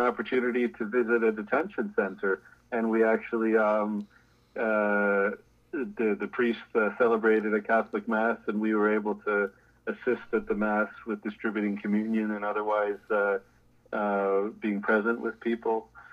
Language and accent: English; Toronto, Ontario, Canada; also born or lived in Jamaica; I grew up in Toronto